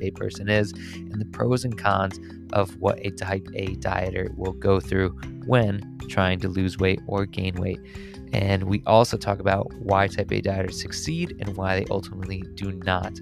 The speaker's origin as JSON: {"language": "English", "region": "suburbs of Connecticut", "country": "United States", "said": "I'm from the suburbs of Connecticut"}